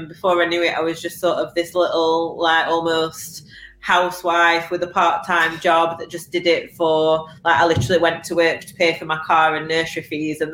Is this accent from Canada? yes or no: no; Sheffield, Yorkshire and the Humber, United Kingdom; now in Rotherham, United Kingdom; I'm from Sheffield. I live in Rotherham and I source in Barnsley.